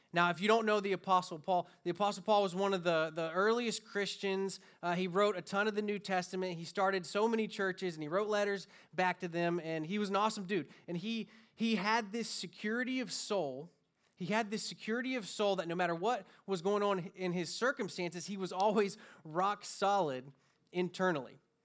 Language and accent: English; Florida, United States; moved away as an adult; now in California, United States; born and raised in Florida